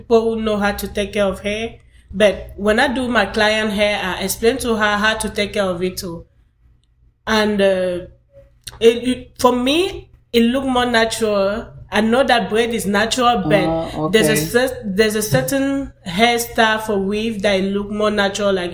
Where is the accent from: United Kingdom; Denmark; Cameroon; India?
Cameroon; moved away as an adult; now in Waldorf, United States; originally I'm from Cameroon